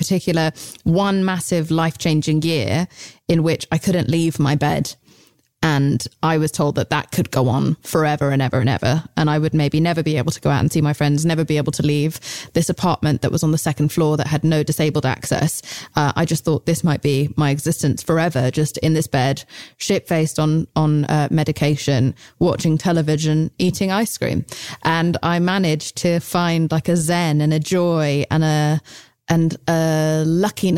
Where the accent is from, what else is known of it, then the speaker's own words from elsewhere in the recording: England, United Kingdom; I'm English